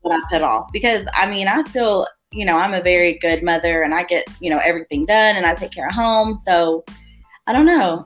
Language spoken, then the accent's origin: English; Sherman, Texas, United States; I'm from Little Sherman, Texas, single mother of four